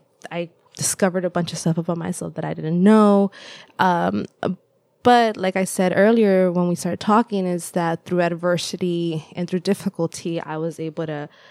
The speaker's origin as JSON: {"language": "English", "town": "Los Angeles", "region": "California", "country": "United States", "tie": "born or raised there", "also_born_or_lived": "El Salvador", "first_language": "Spanish", "second_language": "English", "lives_now": "Davis, United States", "said": "I say that I grew up in El Salvador, but I also really identify with Los Angeles because it was my home for so long."}